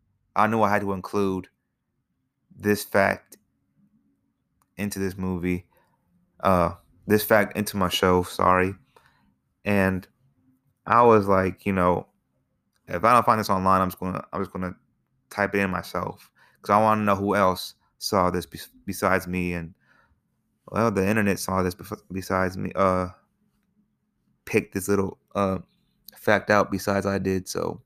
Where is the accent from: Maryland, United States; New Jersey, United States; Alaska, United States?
Alaska, United States; also born or lived in Ohio / Georgia; I was born in Alaska, and I grew up part in Alaska, part in Ohio, and part down here in Georgia.